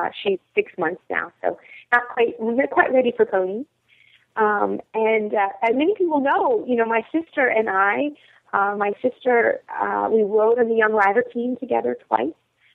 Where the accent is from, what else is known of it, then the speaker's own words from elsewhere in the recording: Lexington, Kentucky, United States; I grew up in Lexington, Kentucky.